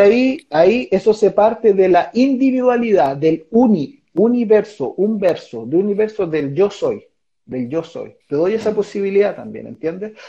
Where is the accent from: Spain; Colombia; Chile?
Chile; San Esteban, Valparaíso; moved away as an adult; also born or lived in Mexico; de, de San Esteban, donde yo crecí